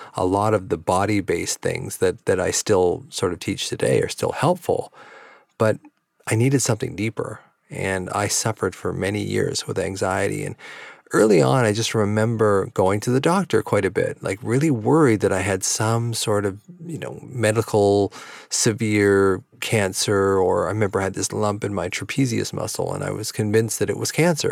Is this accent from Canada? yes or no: yes; Victoria, British Columbia, Canada; also born or lived in Vancouver; my hometown of Victoria that I live in now